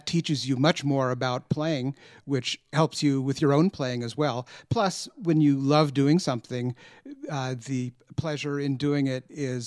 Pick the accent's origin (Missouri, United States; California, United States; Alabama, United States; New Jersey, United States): California, United States; Southern; I grew up in Southern California and spent all my summers at Laguna Beach, where I learned to dive